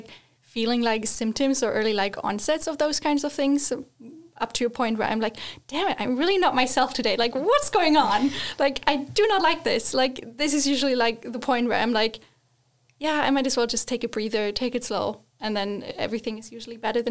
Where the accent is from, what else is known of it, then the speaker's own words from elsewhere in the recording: Northern Germany, Germany; I grew up in Germany in the northern part